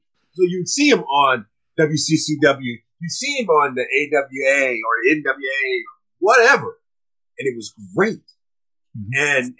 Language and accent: English; Chicago, Illinois, United States; I'm from Chicago.